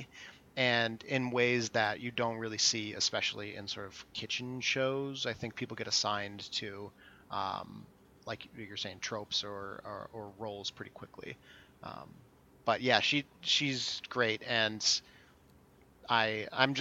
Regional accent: Michigan and St. Louis, Midwest, United States; I grew up in Michigan and St. Louis as well.

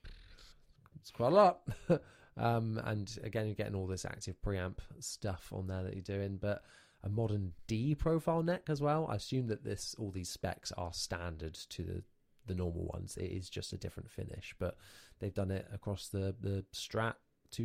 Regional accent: United Kingdom; we're three British boys

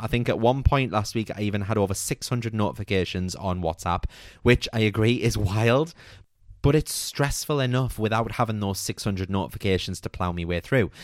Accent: United Kingdom; as a British nation

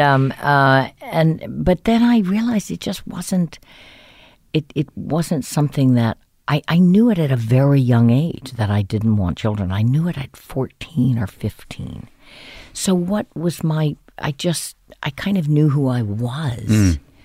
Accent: New Orleans, Louisiana, United States; moved away; I grew up in New Orleans

